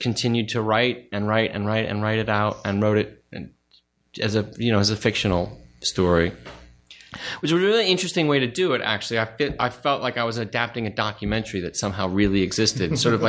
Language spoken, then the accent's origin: English; Studio City, California, United States; In Studio City.